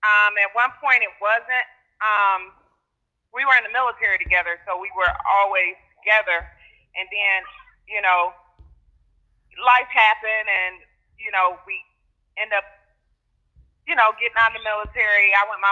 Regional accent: Detroit, Michigan, United States; I'm from Detroit.

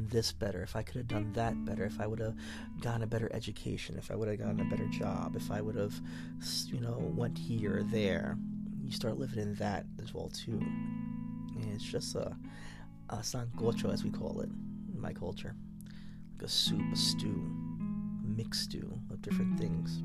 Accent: New York City, New York, United States; moved away as an adult; now in Arizona, United States; I grew up in the Bronx, New York. East 236th Street, White Plains Road. Born in Albert Einstein Hospital on East Tremont Avenue. Moved to Arizona when I was like 28

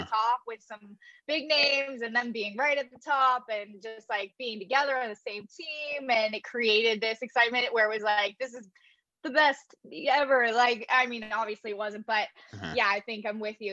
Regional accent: London, Ontario, Canada; I worked for an amateur program in my hometown in London, Ontario

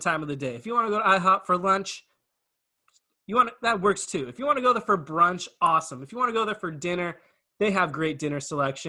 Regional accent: Camarillo, California, United States; I'm from Camarillo.

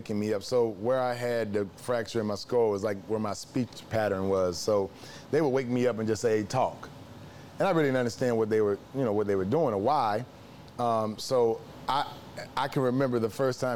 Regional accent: Memphis, Tennessee, United States; I'm from Memphis, Tennessee

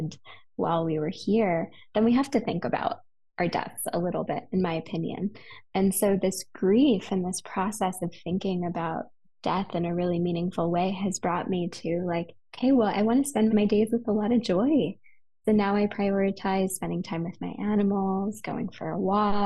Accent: West Hollywood, California, United States; now in Idyllwild, United States; I'm a city girl. I grew up in West Hollywood

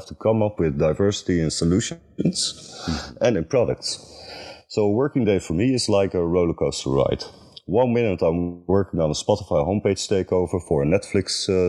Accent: Netherlands; I'm creative director from the Netherlands

